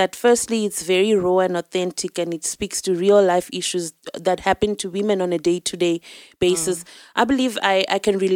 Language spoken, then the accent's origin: English; Zimbabwe; now in South Africa; I'm from Zimbabwe. I'm here in South Africa now.